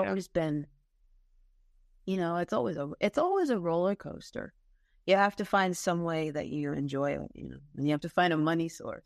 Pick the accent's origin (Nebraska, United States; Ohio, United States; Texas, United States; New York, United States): New York, United States; Long Island; I grew up on Long Island